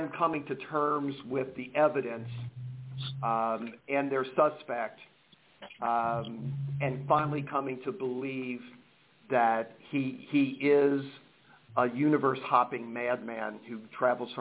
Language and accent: English; Cincinnati, Ohio, United States; moved away as an adult; now in San Jose, United States; I was born in Cincinnati, Ohio.